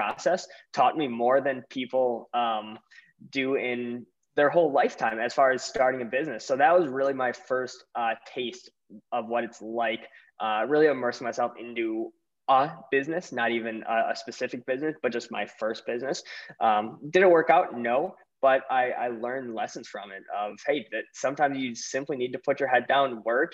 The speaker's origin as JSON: {"language": "English", "town": "Milwaukee", "region": "Wisconsin", "country": "United States", "said": "I'm from Milwaukee, Wisconsin"}